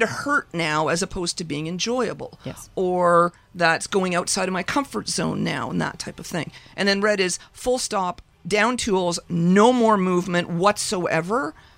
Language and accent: English; Ontario, Canada; I grew up in Ontario.